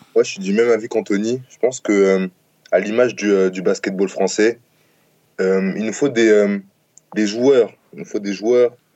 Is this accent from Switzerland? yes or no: no; France; moved away as an adult